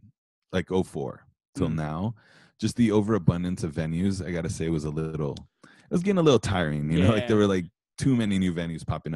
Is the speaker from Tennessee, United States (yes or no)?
no; Los Angeles, California, United States; also born or lived in Mexico City, Mexico; I've been here since I was about like between 8 and 10, because my dad's from Mexico City, but my mom grew up here in Los Angeles. So I grew up in Mexico City for the first 8. I was born there.